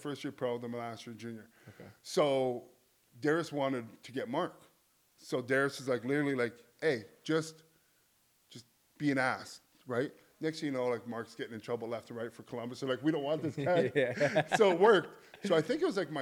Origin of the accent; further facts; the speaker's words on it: St. Catharines, Ontario, Canada; born or raised there; also born or lived in Buffalo